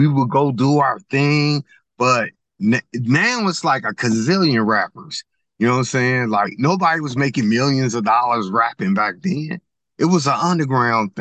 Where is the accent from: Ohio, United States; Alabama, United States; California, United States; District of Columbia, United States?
Ohio, United States; Cincinnati; I'm from Bond Hill. We the Bond Hill crew